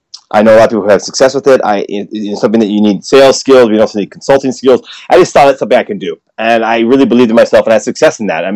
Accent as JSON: {"language": "English", "country": "United States", "lives_now": "Japan", "said": "I mean, I no offense, but I know I'm American. I have a U.S. passport and I still support America. I'm happy to go back and visit."}